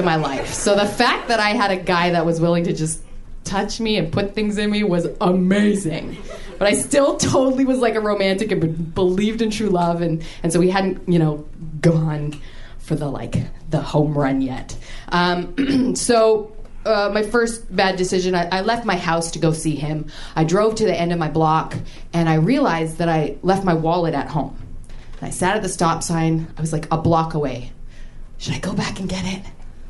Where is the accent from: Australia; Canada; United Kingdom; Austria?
Canada; I'm Canadian